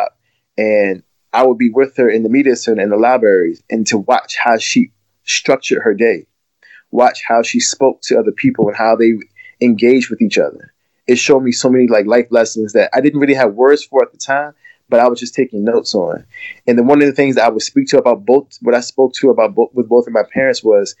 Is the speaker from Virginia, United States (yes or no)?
yes; Glen Allen, Virginia, United States; I grew up in Glen Allen, which is like a county just outside of Richmond, Virginia